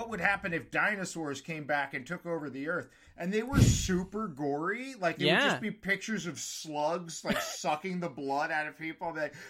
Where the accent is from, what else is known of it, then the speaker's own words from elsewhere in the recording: Point Pleasant, New Jersey, United States; now in Bushwick, New York, United States; I'm from New Jersey. From a small town in the Jersey Shore called Point Pleasant.